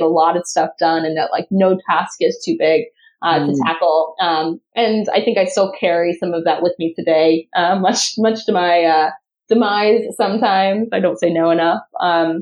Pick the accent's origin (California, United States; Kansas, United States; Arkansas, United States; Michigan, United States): California, United States; Southern; now in San Diego, United States; I grew up in Southern California, kind of a little bit all over, but a little bit outside of Los Angeles